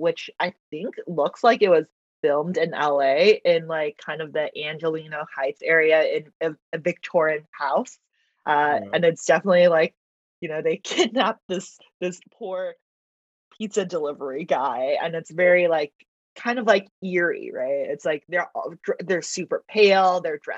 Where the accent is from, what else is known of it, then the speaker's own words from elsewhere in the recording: China; born there; first language Mandarin; English is a second language; Even though I like Mandarin is my first language. I was born in China, you know, so, but I grew up so much.